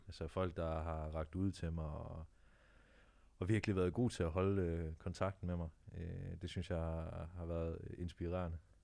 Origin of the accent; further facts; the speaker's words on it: Jutland, Denmark; now in Copenhagen, Denmark; jeg er oprindeligt fra Jylland